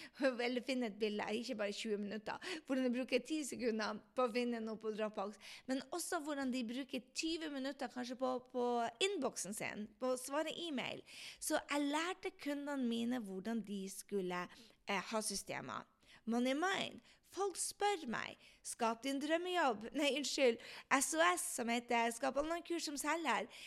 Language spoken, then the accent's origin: Norwegian; Andenes, Nordland, Norway; på Andes, der jeg kommer fra